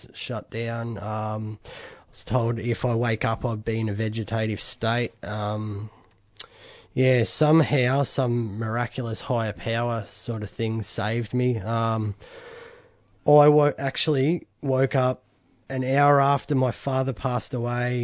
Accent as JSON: {"language": "English", "town": "Bendigo", "region": "Victoria", "country": "Australia", "said": "I was from Bendigo, and I was in a rehab in Melbourne"}